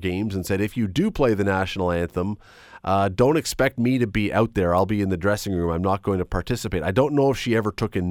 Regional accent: Toronto, Ontario, Canada; when I was a kid, three times growing up in Toronto

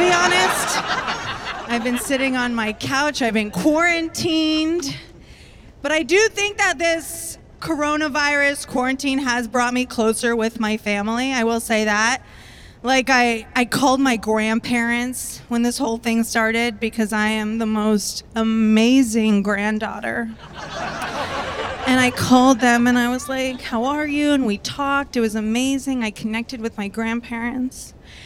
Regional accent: Tampa, Florida, United States; now in Brooklyn, United States; I am originally from Tampa, Florida

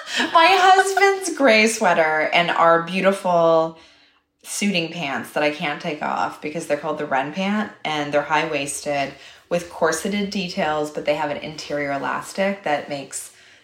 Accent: Toronto, Ontario, Canada; maybe opening a store in my hometown of Toronto because I really, really have a love for Canada.

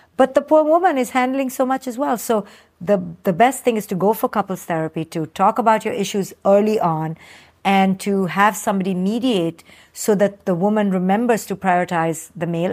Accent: India; moved away; I came from India

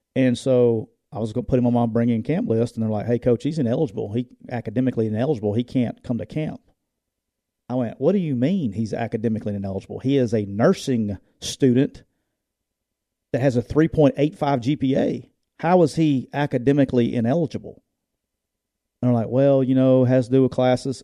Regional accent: Jacksonville, Alabama, United States; That's my hometown, too, so I got all kinds of love for Jacksonville State, but it's my hometown

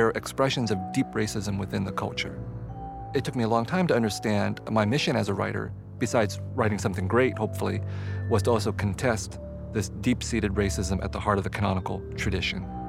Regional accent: San Jose, California, United States; also born or lived in Vietnam; growing up in San Jose, California, as a kid and as an adolescent

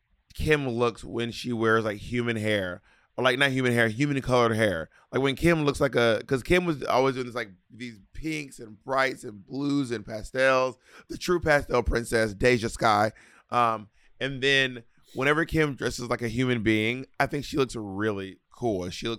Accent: Scotland, United Kingdom; Anyway, bitch, I'm a skirt from Scotland.

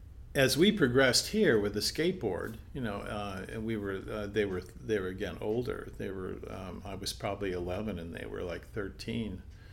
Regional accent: Palos Verdes, California, United States; Well, you know, my parents moved to Palos Verdes, you know, in 1951 into a house there that my grandfather had built for us and in Lanada Bay.

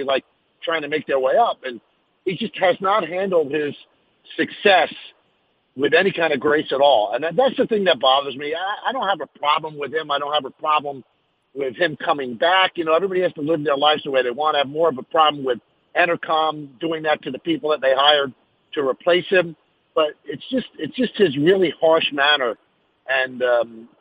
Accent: New York City, New York, United States; I was born in the South Bronx

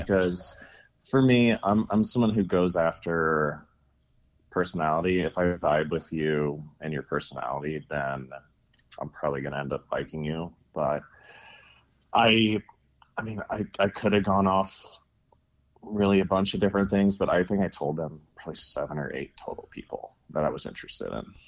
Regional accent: St. Louis, Missouri, United States; now in Salt Lake City, United States; I grew up in Saint Louis, Missouri

